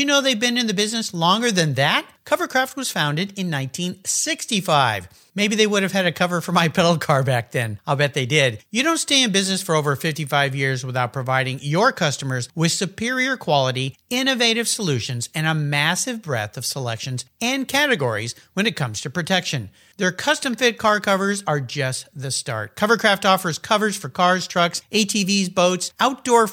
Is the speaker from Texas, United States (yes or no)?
no; San Diego, California, United States; moved away; also born or lived in Pacific Northwest; I grew up down in the San Diego area